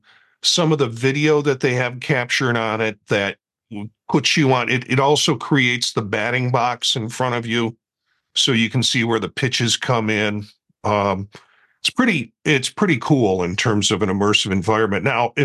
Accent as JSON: {"language": "English", "town": "Chicago", "region": "Illinois", "country": "United States", "moved": "yes", "lives_now": "Ohio, United States", "said": "I'm a Chicagoan that now lives in Ohio"}